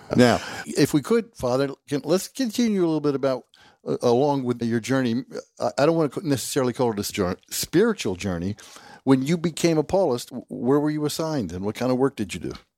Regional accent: South Georgia, United States; Having grown up in the South, uh, deep South, I grew up in South Georgia

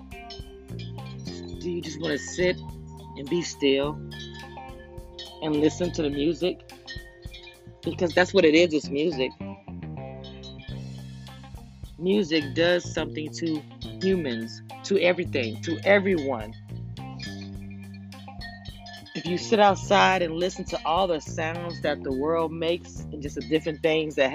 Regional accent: Louisiana, United States; I'm a girl from Louisiana

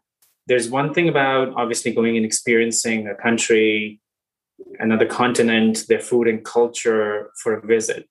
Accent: India; moved away; also born or lived in Singapore; I grew up in India and then have had the pleasure of living and working in different countries

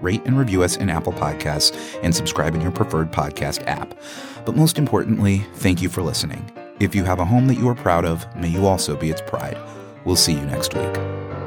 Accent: Canada; now in United States; I was born in Canada also.

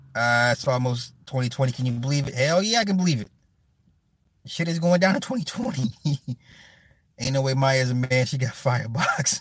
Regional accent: Midwest, United States; I'm from the Midwest

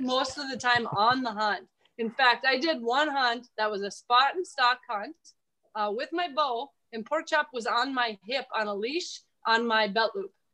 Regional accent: Minnesota, United States; now in South Dakota, United States; I grew up in Minnesota, and I love it out here. I'd never move home

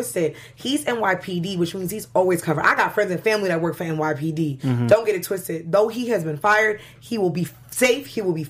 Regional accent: New York City, New York, United States; I'm from New York

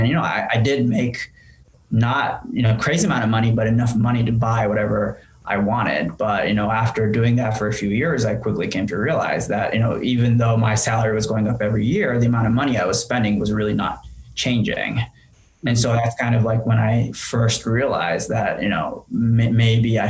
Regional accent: Tokyo, Japan; English is a second language; moved away as an adult; also born or lived in France; now in United States; I was born in Tokyo and raised as the only child in my family

